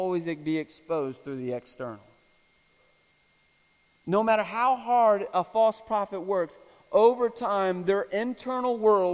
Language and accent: English; Florida, United States; I'm from Florida